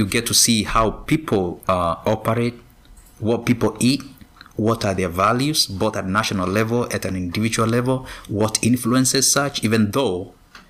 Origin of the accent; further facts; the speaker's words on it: Kenya; now in United States; I grew up in Kenya.